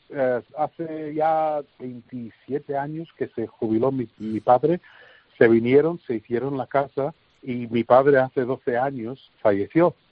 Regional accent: London, United Kingdom; now in El Tiemblo, Spain; soy nacido en Londres de padres españoles

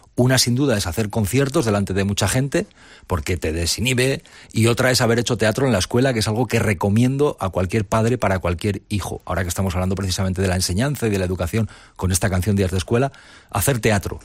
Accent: Ágreda, Castile and León, Spain; Yo soy de Ágreda, que es un pueblo del Moncayo muy cercano a Navarra

